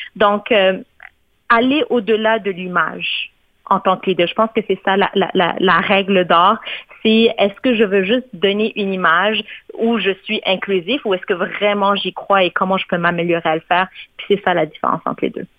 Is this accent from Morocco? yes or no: yes; Morocco; now in Canada; mon pays d'origine, le Maroc